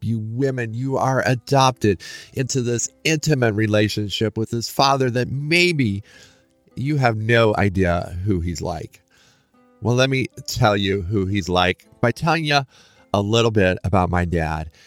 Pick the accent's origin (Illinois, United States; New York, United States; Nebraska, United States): Nebraska, United States; Lincoln; I grew up in Lincoln, Nebraska